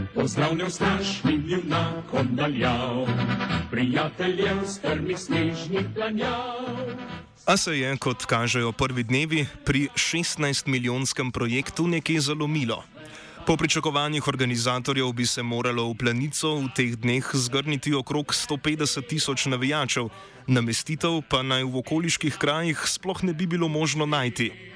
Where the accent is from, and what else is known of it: Slovenia